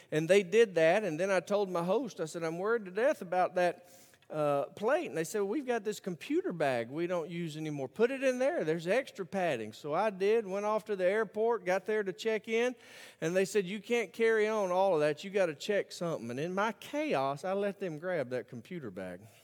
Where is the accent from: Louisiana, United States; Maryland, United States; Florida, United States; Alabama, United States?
Alabama, United States; Birmingham; I grew up in Birmingham, Alabama